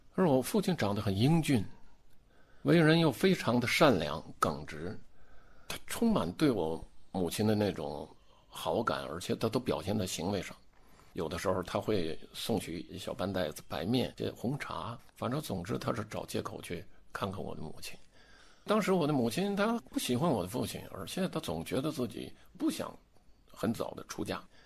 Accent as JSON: {"language": "Chinese", "town": "Harbin", "region": "Heilongjiang", "country": "China", "also_born_or_lived": "Siberia", "said": "就是我们哈尔滨人都吃这个"}